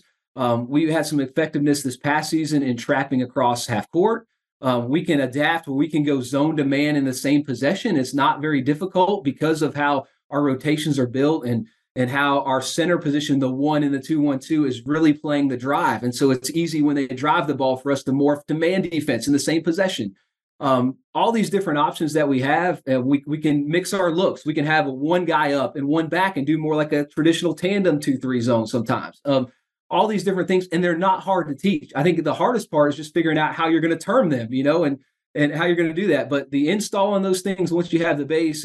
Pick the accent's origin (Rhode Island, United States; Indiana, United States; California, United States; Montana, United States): Indiana, United States; moved away; I grew up in Indiana